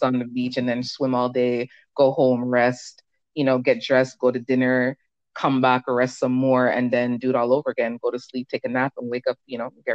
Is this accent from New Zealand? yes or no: no; Canada; also born or lived in Jamaica; I was born in Jamaica, but live in Canada. I've spent most of my life here. I came here when I was a small child